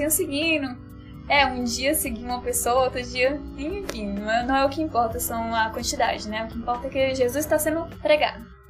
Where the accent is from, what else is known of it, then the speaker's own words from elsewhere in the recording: Brasília, Federal District, Brazil; eu sou de Brasília